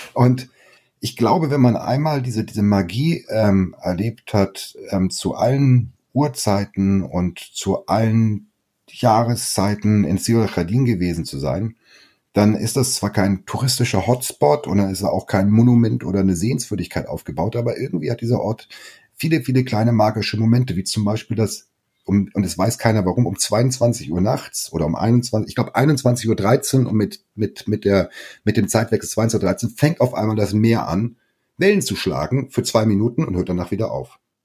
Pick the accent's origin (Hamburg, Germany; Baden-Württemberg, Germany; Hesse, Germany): Hamburg, Germany; moved away as an adult; now in Mallorca, Spain; ich als Hamburger